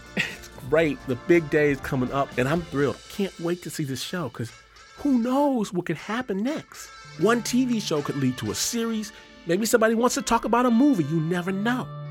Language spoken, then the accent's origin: English; Detroit, Michigan, United States; now in Hikone, Japan; I'm from Detroit